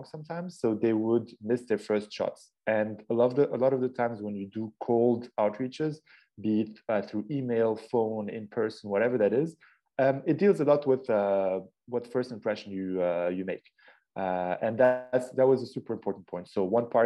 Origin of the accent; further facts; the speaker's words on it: Casablanca, Casablanca-Settat, Morocco; originally, I'm half Moroccan, half Austrian, born and raised in Casablanca, Morocco.